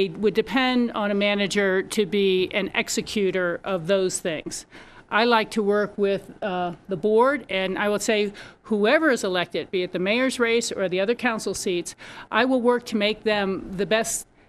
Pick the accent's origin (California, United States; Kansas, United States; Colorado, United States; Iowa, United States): Colorado, United States; I've wanted to run for council in my hometown here.